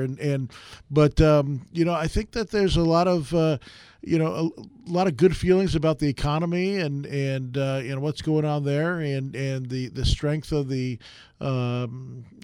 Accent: New York, United States; moved away; I grew up in New York

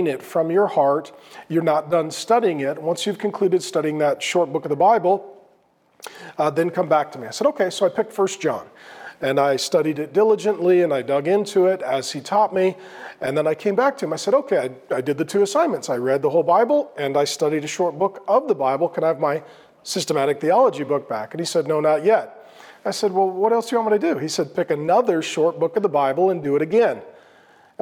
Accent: Grand Forks, North Dakota, United States; So I was born in 1970 in Grand Forks, North Dakota, Irish Catholic from County Cork, Southern Ireland is where our ancestors are from

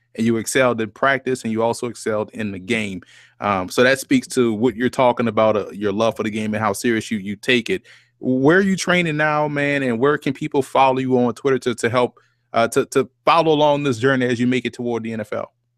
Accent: New Orleans, Louisiana, United States; I grew up in New Orleans

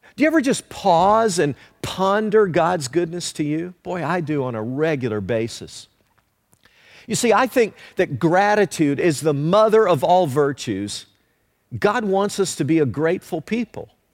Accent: Leoma, Tennessee, United States; growing up in Leoma, Tennessee

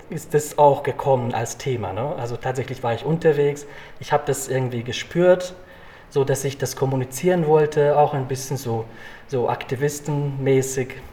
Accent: Hungary; now in Munich, Germany; Äh, ich stamme aus Ungarn, ich fahre gerne zum Plattensee, äh, Budapest und ähm, es ist sehr schön hier.

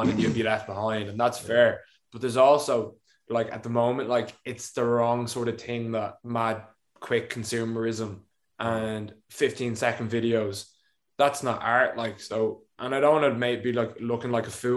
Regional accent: Ireland

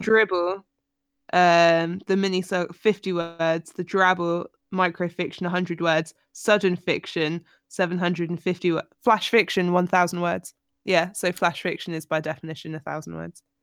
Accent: United Kingdom; as a Brit in s, the southern states of America

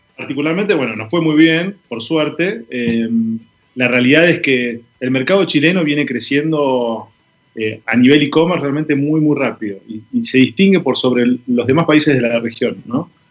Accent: Argentina; soy argentino, vivo en Buenos Aires

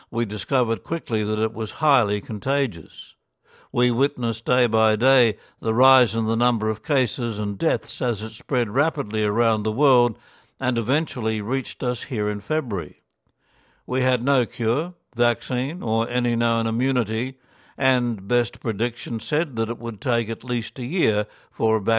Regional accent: Ireland; I was monitoring the situation in Ireland, my home country

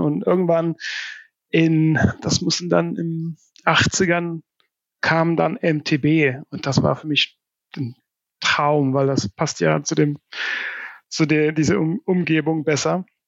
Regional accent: Värmland, Sweden; German is a second language; moved away as an adult; also born or lived in Amsterdam / Barcelona; now in Berlin, Germany; ich stamme aus ähm, einem ein Gebiet, der nennt sich Wärmland. Und das ist so, ähm, ja, wenn man eine Linie von Stockholm bis Oslo zieht und gerade in der Mitte, mhm. da irgendwo im Wald bin ich aufgewachsen.

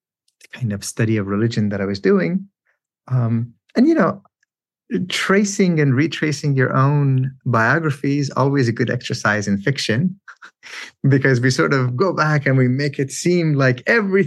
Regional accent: Iran; moved away; I grew up in Iran in a context where men compose and recite love poetry

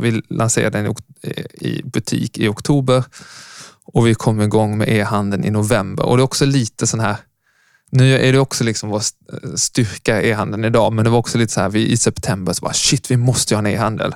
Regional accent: Lund, Skåne, Sweden; moved away as an adult; also born or lived in Uppsala; Jag kom från Lund. Född på 80-talet. Eh, men lämnade Lund för att sen plugga ekonomi i Uppsala

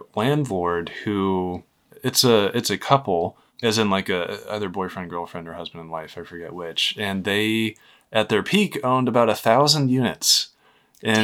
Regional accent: Maine, United States; moved away as an adult; also born or lived in Lewiston, Maine; now in Massachusetts, United States; my home state of Maine

